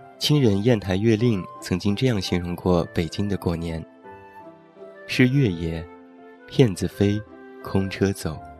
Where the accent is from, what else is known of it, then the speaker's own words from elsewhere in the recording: Taiyuan, Shanxi, China; 在我的老家山西太原有这样的习俗：春节早晨放开门炮仗是必不可少的，寓意开门大吉